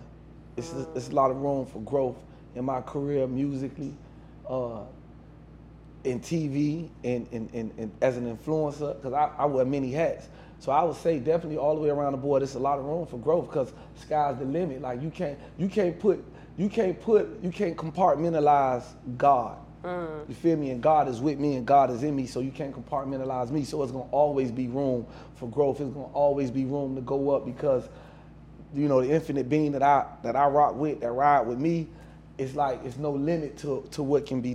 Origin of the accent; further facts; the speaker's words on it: Miami, Florida, United States; I'm from Overtown. That's where I come from.